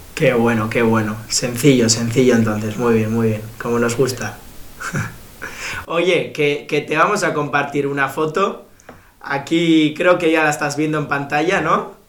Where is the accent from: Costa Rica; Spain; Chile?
Spain; Bilbao, Basque Country; yo soy de Bilbao